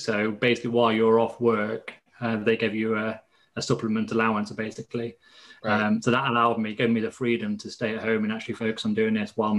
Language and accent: English; East Midlands, United Kingdom; Leicestershire in the UK.